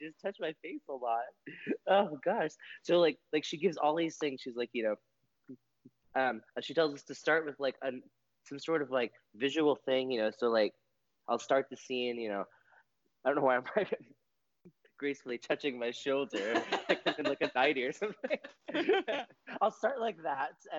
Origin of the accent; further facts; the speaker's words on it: West Texas, United States; I grew up in West Texas